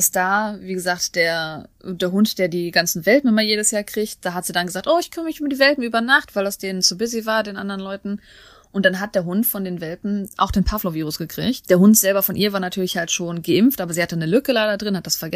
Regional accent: South Korea; Weil ich ja diese Voraussetzungen erfüllt habe und das in Korea gemacht habe und ich als Koreaner zurückgekommen bin

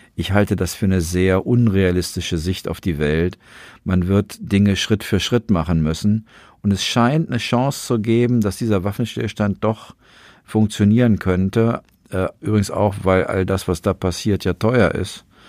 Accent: Germany; wir Deutschen

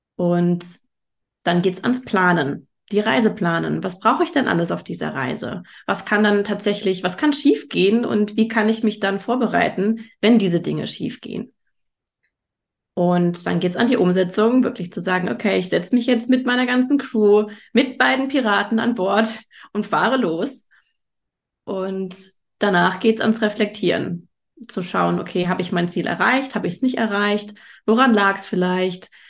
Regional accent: Germany; bei uns in Deutschland

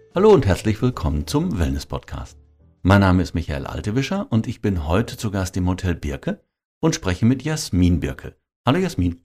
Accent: North Rhine-Westphalia, Germany; als Westfale

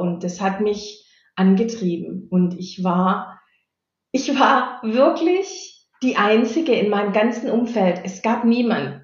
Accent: Stuttgart area, Baden-Württemberg, Germany; also born or lived in Bottwartal; Ich bin geborene Badenerin, aufgewachsen und mein ganzer Lebenslauf war in der Stuttgarter Umgebung

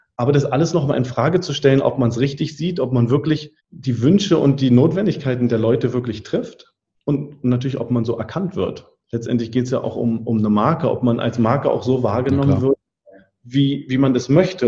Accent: Mecklenburg-Vorpommern, Germany; also born or lived in Berlin; Und dann draußen in Mecklenburg-Vorpommern im Nachbarort, wo ich groß geworden bin

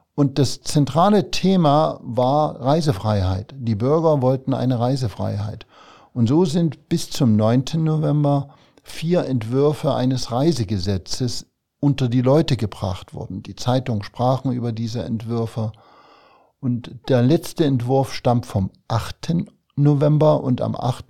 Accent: Thuringia, Germany; moved away as an adult; also born or lived in Zwickau, Saxony / Gera / Jena; now in Saarland, Germany; Ich bin in Thüringen aufgewachsen und habe bis zu meinem 28. Lebensjahr in der DDR gelebt vor allem eben im Raum Gera, Jena.

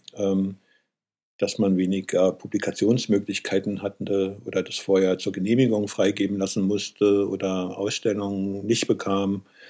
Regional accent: Eberswalde, Brandenburg, Germany; in meiner Heimatstadt Eberswalde gab es einen Maler

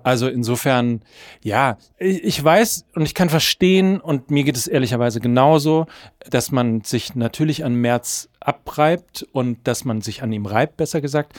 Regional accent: North Rhine-Westphalia, Germany; ich komme aus Ostwestfalen, ich ja. bin katholisch groß geworden, ich bin natürlich in einem CDU-Haushalt groß geworden

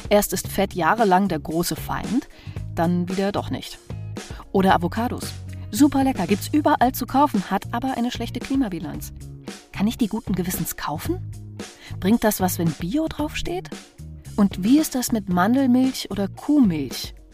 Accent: France; German is a second language; Ich komme aus Frankreich.

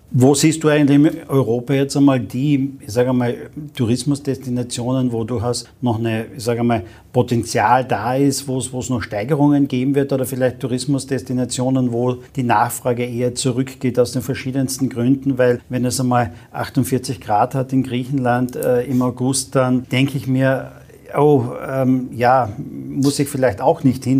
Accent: Carinthia, Austria; ich bin gebürtiger Kärntner

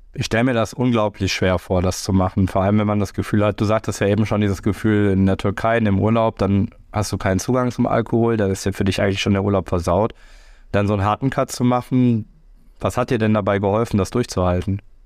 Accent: Rhineland, Germany; ich als Rheinländer feiere tatsächlich sehr, sehr gerne Karneval

